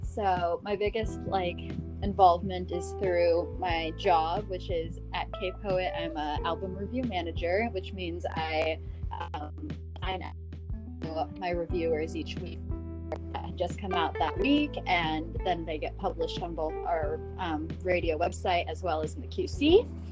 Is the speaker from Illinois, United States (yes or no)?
no; Northern California, United States; I'm from Northern California, about an hour north of San Francisco